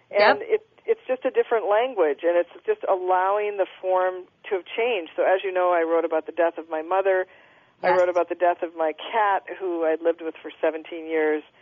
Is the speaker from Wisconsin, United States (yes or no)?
no; Minneapolis, Minnesota, United States; I'm from Minnesota originally, I'm from Minneapolis.